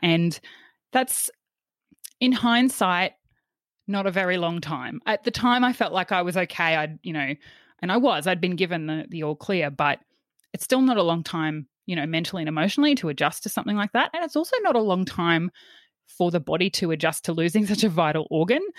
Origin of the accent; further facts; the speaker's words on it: Yeppoon, Queensland, Australia; I grew up in Yppoon, uh, which is on the central Queensland coast.